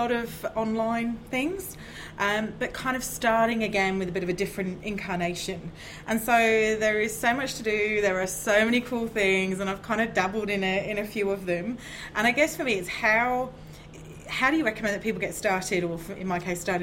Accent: Wollongong, New South Wales, Australia; I'm from Wollongong, which is just outside of Sydney

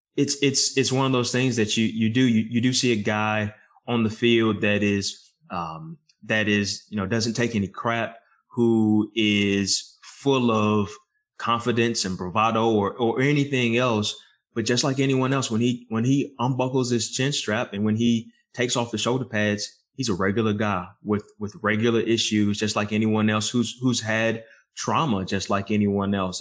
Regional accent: right outside of Charlotte and Lexington, North Carolina, United States; I grew up here right outside of Charlotte and Lexington

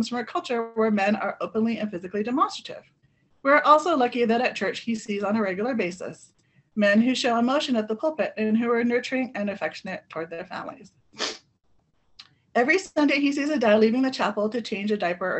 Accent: California, United States; also born or lived in Philippines; I'm from the Philippines and grew up in California

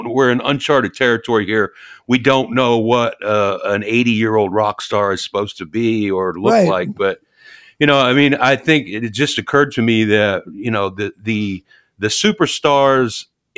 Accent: Louisville, Kentucky, United States; now in Nashville, United States; I'm from Louisville, and we spent a lot of time at Churchill Downs

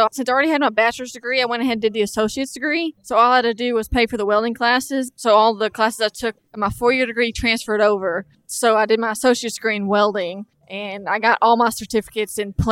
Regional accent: Wichita Falls, Texas, United States; I came from North Texas around the Wichita Falls area.

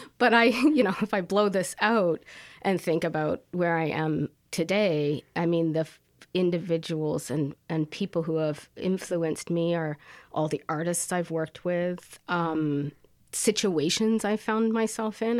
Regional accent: Paris, Ontario, Canada; also born or lived in Toronto, Canada; now in Kingston, Canada; Paris, Ontario. I was born in Toronto, but because I had a single mom, we moved progressively to smaller towns

